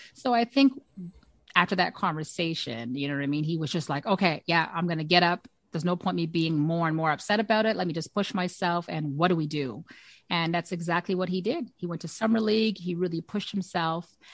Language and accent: English; Canada; as a Canadian